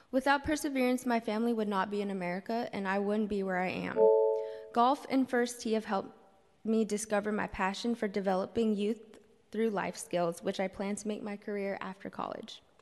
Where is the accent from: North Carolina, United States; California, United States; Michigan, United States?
California, United States; San Francisco; I was born and raised here in San Francisco, and I still live in the city, and I'm a product of SFUSD.